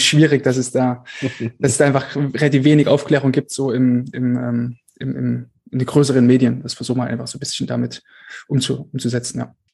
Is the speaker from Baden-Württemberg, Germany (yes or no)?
no; Altenburg, Thuringia, Germany; also born or lived in Erfurt; also ich komme aus, aus Altenburg, einem kleinen Dorf von Altenburg, das ist ja so Ostthüringen, der letzte Zipfel dort